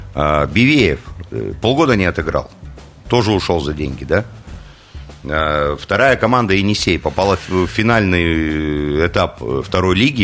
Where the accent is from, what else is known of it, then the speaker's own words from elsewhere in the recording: Krasnoyarsk, Krasnoyarsk Krai, Russia; я даже как красноярец